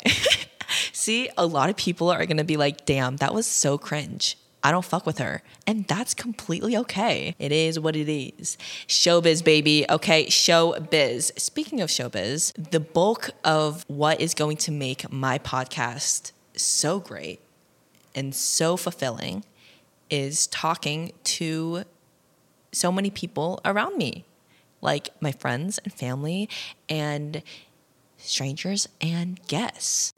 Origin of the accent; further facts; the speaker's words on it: Ohio, United States; was born and raised in Ohio